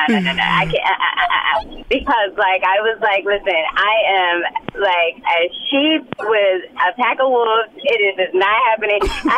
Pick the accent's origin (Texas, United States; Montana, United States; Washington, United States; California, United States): California, United States; Compton; that's why I'm always screaming to the mountaintop that I'm from Compton, because I want them to see, you can do it too.